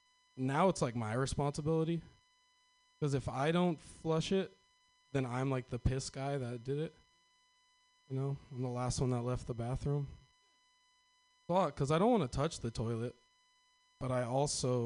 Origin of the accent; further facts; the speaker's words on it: Northern California, United States; I'm from Northern California.